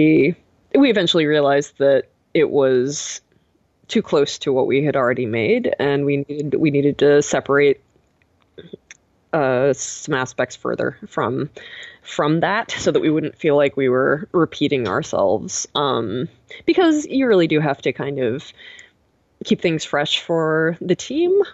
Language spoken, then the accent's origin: English; Boston, Massachusetts, United States; moved away as an adult; now in Pacific Northwest, United States; I'm from Boston, and it is living here is very different from living there